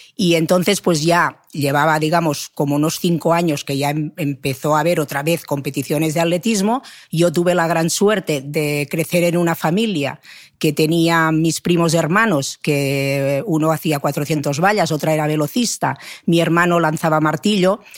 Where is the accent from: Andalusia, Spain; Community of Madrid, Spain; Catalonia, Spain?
Catalonia, Spain; Manresa; yo soy de Manresa